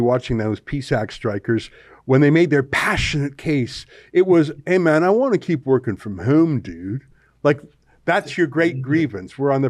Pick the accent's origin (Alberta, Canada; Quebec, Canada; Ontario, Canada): Alberta, Canada; I remember growing up in Alberta